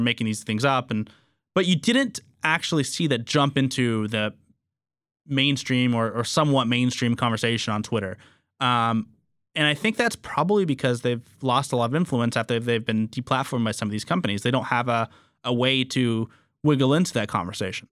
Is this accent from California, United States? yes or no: yes; Fresno, California, United States